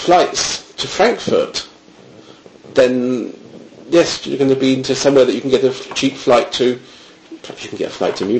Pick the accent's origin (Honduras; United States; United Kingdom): United Kingdom; moved away as an adult; now in Germany; if you're coming from the UK, obviously me living so close to the coast